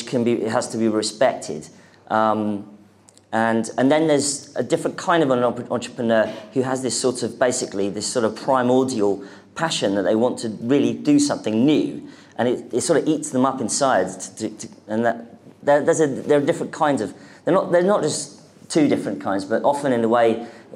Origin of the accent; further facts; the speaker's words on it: London, United Kingdom; I am the only person in London from London now